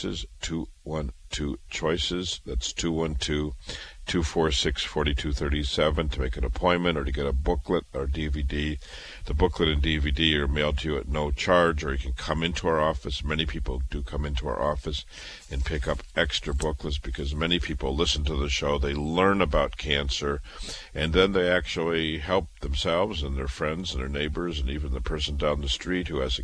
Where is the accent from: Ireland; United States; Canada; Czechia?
United States; Iowa; moved away as an adult; also born or lived in Chicago / Boston; I was born in Iowa, raised in Iowa